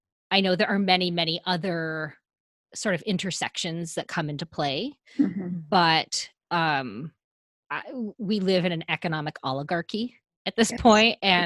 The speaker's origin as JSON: {"language": "English", "country": "Canada", "lives_now": "Los Angeles, United States", "said": "I don't think I sound as Canadian as I once did. So I'm one of those people that just absorbs all the accents around me."}